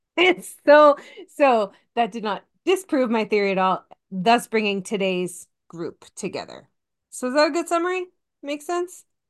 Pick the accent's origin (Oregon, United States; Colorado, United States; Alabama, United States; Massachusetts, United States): Massachusetts, United States; I'm from Massachusetts and everyone from Massachusetts is psychotic sports fan